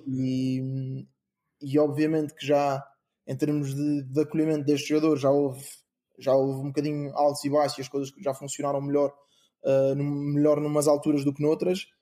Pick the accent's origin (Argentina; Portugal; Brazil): Portugal; moved away as an adult; also born or lived in England; eu, sendo português e jogando pela seleção portuguesa